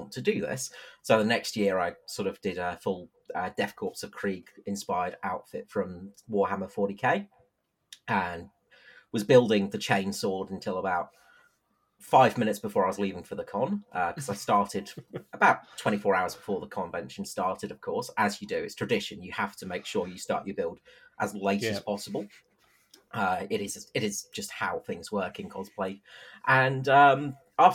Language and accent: English; England, United Kingdom; moved away as an adult; now in Adelaide, Australia; I'm from England originally